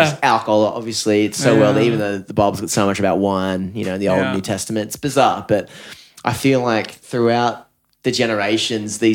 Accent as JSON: {"language": "English", "town": "Newcastle", "region": "New South Wales", "country": "Australia", "tie": "born or raised there", "moved": "yes", "lives_now": "Byron Bay, Australia", "said": "I grew up playing rugby league and I was from Newcastle"}